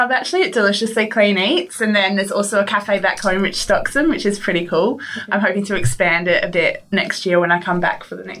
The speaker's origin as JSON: {"language": "English", "town": "Perth", "region": "Western Australia", "country": "Australia", "moved": "as an adult", "lives_now": "Sunshine Coast, Australia", "said": "I'm originally from Perth, so I moved up to the Sunshine Coast in November last year."}